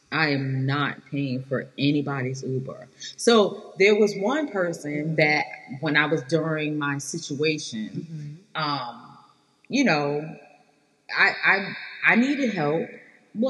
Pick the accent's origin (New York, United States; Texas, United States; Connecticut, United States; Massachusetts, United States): New York, United States; now in North Carolina, United States; I'm from New York